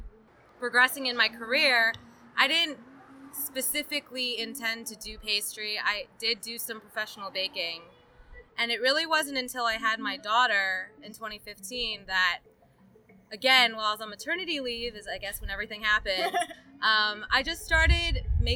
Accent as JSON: {"language": "English", "region": "Northern Virginia", "country": "United States", "tie": "born or raised there", "moved": "as an adult", "lives_now": "Chattanooga, United States", "said": "I'm originally from Northern Virginia, right outside of D.C. I've lived there my entire life"}